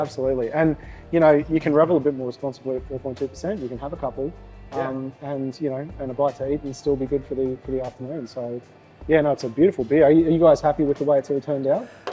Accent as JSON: {"language": "English", "town": "Gold Coast", "region": "Queensland", "country": "Australia", "tie": "born or raised there", "also_born_or_lived": "Brisbane", "said": "I was born and raised on the Gold Coast"}